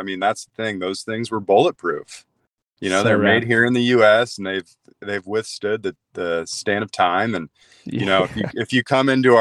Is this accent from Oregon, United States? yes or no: yes; Lake Oswego, Oregon, United States; Lake Oswego, my hometown